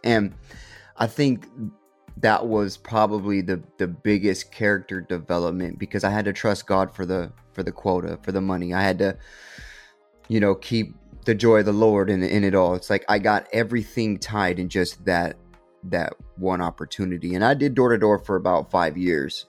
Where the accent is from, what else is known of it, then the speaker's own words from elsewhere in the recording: Stockton, California, United States; I was born and raised in Stockton